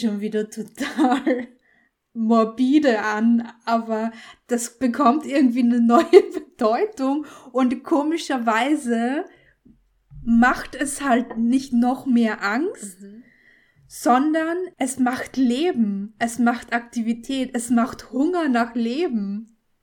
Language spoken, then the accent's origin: German; Austria; Österreicherin, ist es ja hier in unserem Land